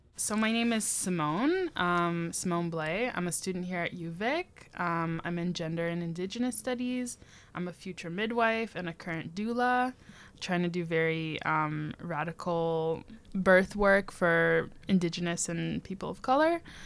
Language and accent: English; Toronto, Ontario, Canada; now in Victoria, Canada; growing up in Toronto